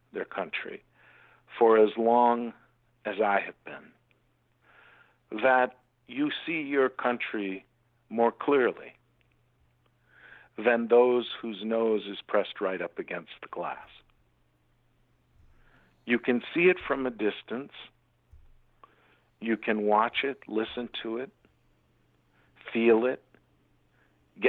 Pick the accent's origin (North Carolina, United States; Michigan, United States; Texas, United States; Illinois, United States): Illinois, United States; Chicago; moved away; But I grew up in America. The land that we're talking about was Chicago